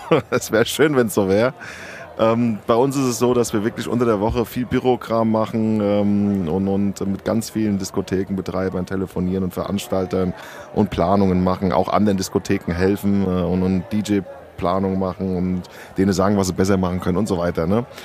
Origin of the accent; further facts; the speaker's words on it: Sardinia, Italy; Ich bin selber Südländer, ich komme aus Sardinien. Und ähm, da fahre ich natürlich auch einmal im Jahr auf jeden Fall hin zur Family